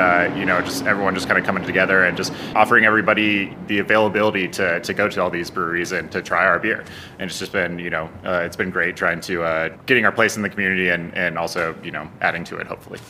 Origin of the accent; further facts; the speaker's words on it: Denver, Colorado, United States; now in Albuquerque, United States; growing up in Denver